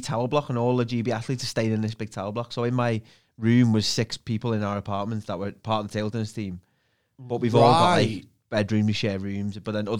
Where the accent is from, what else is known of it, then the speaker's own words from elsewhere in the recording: Liverpool, North West England, United Kingdom; also born or lived in Widnes / Bootle; So I was born in Anfield, Liverpool, moved around Liverpool. We moved to Widnes when I was 10 because we got bailed in Bootle.